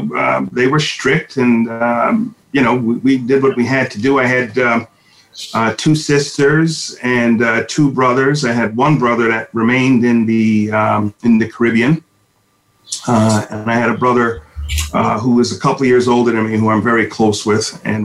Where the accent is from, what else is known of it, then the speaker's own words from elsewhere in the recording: New York City, New York, United States; also born or lived in Brooklyn; Well, I am originally from the New York City region, born in Brooklyn, reared in the Bronx. I like to say I'm a product of public school.